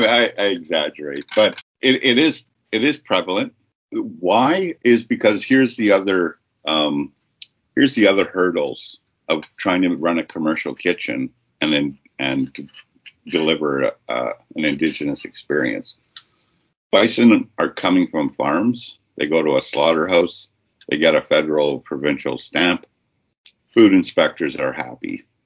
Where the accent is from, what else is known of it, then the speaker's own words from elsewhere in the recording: Saskatchewan, Canada; a nomadic nation that we are from, we're from Treaty 4, prairie walkers and bison followers.